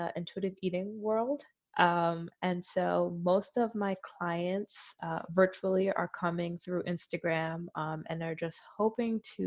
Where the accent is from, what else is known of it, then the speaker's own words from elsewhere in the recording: Philadelphia, Pennsylvania, United States; I grew up in Philly, so I grew up in a very